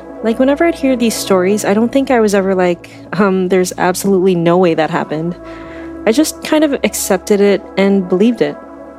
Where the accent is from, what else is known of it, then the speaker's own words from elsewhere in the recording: Philippines; moved away as an adult; I was born in the Philippines and immigrated here when I was 23. So, you know, I grew up there